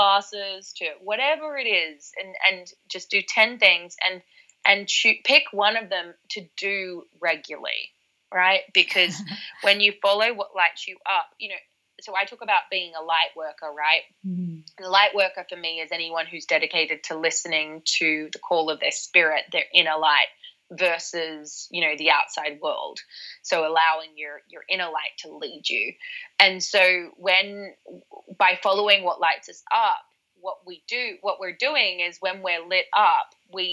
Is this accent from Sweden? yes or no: no; Australia; now in London, United Kingdom; I was from Australia and I'm used to the ocean